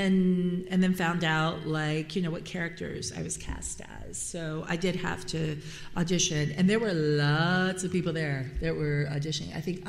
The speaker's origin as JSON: {"language": "English", "region": "Tokyo", "country": "Japan", "tie": "born or raised there", "said": "for me, I grew up in Tokyo, right? So Tokyo was kind of all that I ever knew. I went to international school."}